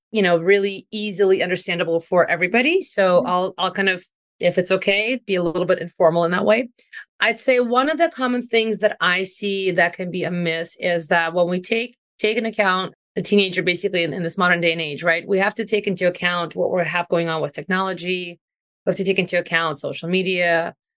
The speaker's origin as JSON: {"language": "English", "country": "Ukraine", "moved": "yes", "said": "I'm also from Ukraine originally"}